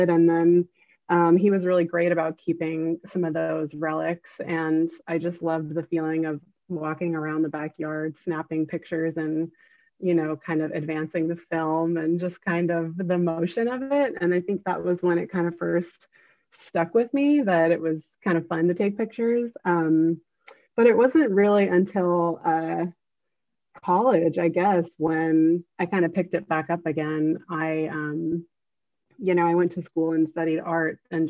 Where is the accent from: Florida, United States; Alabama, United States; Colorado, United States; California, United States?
California, United States; Newbury Park; moved away as an adult; also born or lived in New York City; I grew up in Southern California, Newbury Park. It's a small town a little bit north of LA.